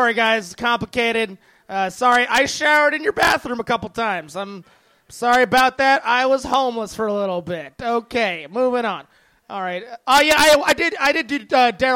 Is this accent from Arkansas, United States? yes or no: no; San Bernardino, California, United States; I grew up in San Bernardino